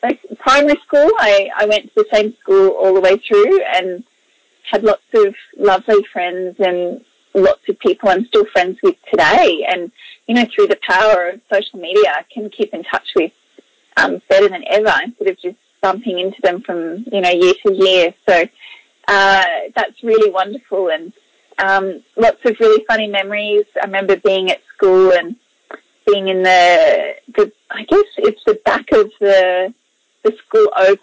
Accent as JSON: {"language": "English", "town": "Mackay", "region": "Queensland", "country": "Australia", "tie": "born or raised there", "also_born_or_lived": "Biloela, Queensland", "said": "I grew up in North Queensland in a town called Mackay, but I was actually born in a smaller town further west called Billawilla."}